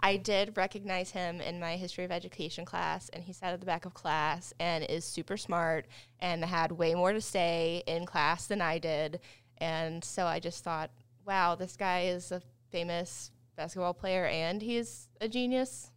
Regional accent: Wilmington, North Carolina, United States; moved away as an adult; now in Charlotte, United States; I'm from Wilmington, North Carolina. Um, but I've been in the Charlotte area since twenty ten

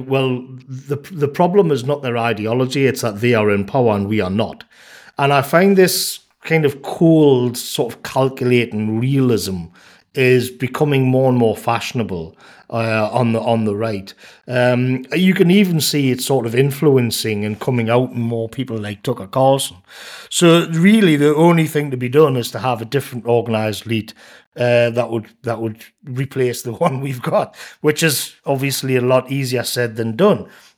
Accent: England, United Kingdom; I remember the days, you know, growing up in England in the 90s

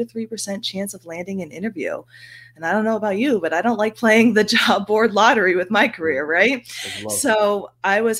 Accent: United States; moved away as an adult; also born or lived in Philadelphia / South Florida; now in Tennessee, United States; I grew up in the New York, New Jersey area

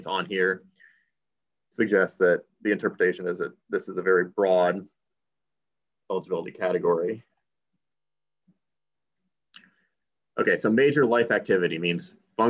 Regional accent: Indiana, United States; I grew up in Indiana

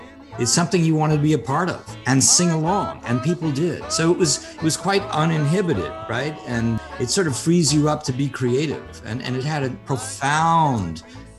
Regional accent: New York City, New York, United States; we grew up in Stuyvesant Town, which was a middle class, ostensibly housing project

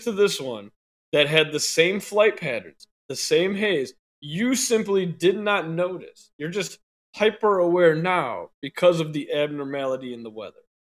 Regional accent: Arlington Heights, Illinois, United States; I'm from Arlington Heights.

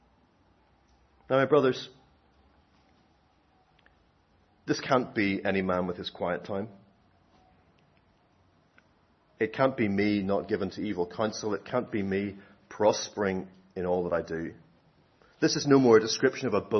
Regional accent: Northern Ireland, United Kingdom; I'm Northern Irish

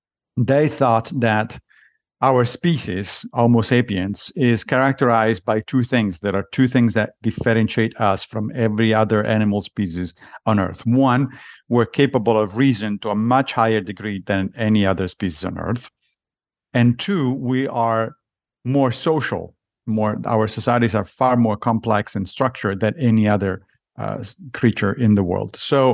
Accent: Rome, Lazio, Italy; I grew up in Italy, in Rome, and so when I was young, I was a Catholic. But I left the church when I was a teenager.

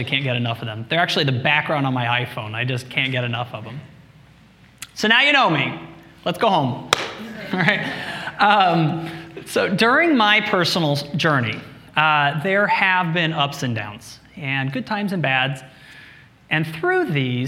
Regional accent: Midwest, United States; now in New York City, United States; I was born and raised in the Midwest.

